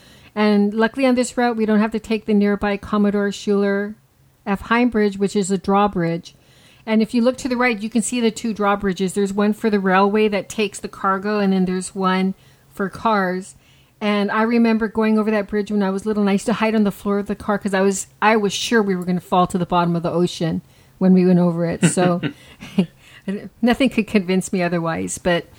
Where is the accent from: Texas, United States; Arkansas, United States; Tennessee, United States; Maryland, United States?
Texas, United States; El Paso; now in Long Beach, United States; we're from El Paso, Texas